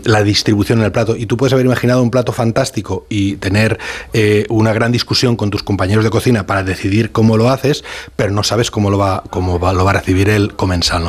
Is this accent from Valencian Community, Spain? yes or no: yes; Valencian Community, Spain; born or raised there